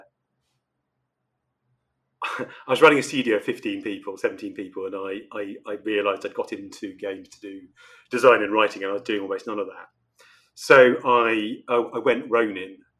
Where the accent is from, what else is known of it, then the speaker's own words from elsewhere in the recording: Oxford, South East England, United Kingdom; now in London, United Kingdom; I grew up in Oxford, which is very small, very beautiful, very quiet, relatively speaking